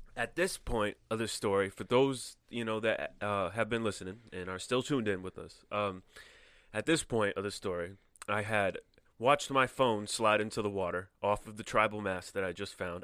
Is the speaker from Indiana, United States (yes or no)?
no; Connecticut, United States; moved away as an adult; also born or lived in California; I'm from Connecticut